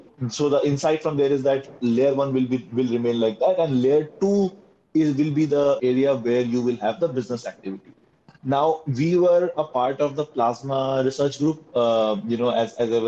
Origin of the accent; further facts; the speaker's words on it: India; we are coming from India